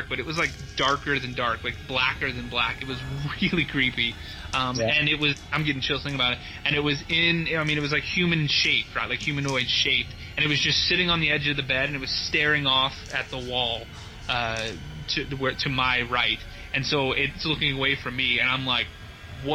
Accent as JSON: {"language": "English", "town": "Dallas", "region": "Texas", "country": "United States", "tie": "born or raised there", "also_born_or_lived": "Josephine, Texas", "said": "I'm from Texas originally. I was born and raised in Dallas. And when I was 8 years old, my family moved out to this city called Josephine, Texas, about an hour outside of Dallas, east of Dallas"}